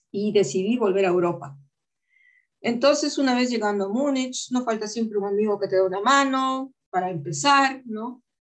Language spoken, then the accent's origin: Spanish; Peru; also born or lived in Germany / Spain; He vivido en tantos lugares que, por supuesto, yo sé que soy peruana, pero yo me considero de todas partes. No me considero de Alemania, no me considero de España